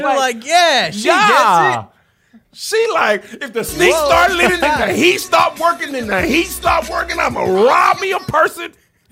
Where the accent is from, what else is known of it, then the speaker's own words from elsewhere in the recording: Detroit, Michigan, United States; I'm from Detroit.